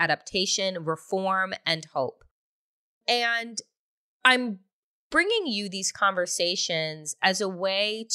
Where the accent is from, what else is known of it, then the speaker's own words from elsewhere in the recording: Long Island, New York, United States; while I was growing up on Long Island